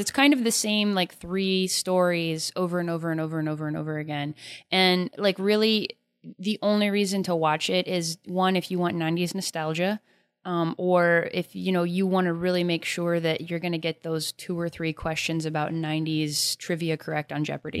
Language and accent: English; United States; my Civil War history as an American